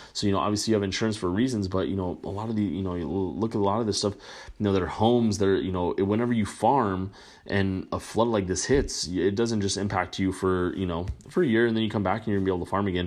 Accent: United States; as an American, you know, I'm very proud American

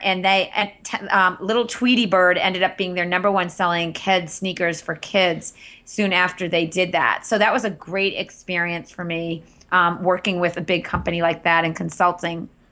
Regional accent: Andover, Massachusetts, United States; also born or lived in Wellesley, Massachusetts / Cape Cod; I grew up in Andover, Massachusetts

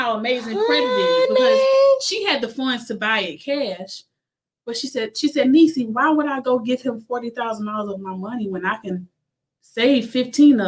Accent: Timmonsville, South Carolina, United States; my hometown of Timminsville

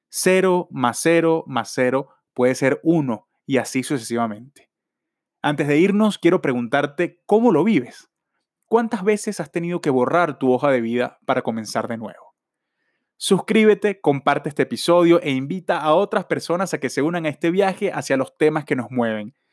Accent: Venezuela; now in Australia; Vivo en Australia y vengo de Venezuela.

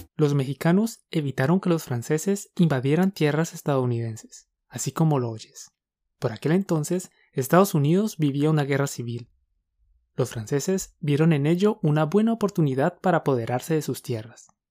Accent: Colombia; Somos dos profes colombianos

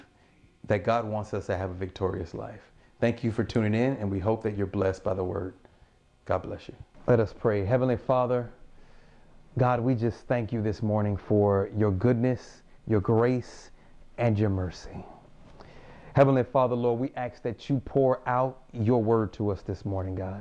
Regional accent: Houston, Texas, United States; moved away as an adult; also born or lived in Japan; I'm from Houston, Texas

